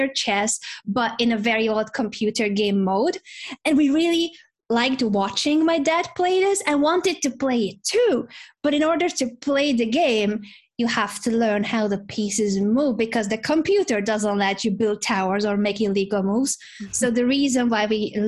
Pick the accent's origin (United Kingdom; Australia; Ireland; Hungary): Hungary; I grew up in Hungary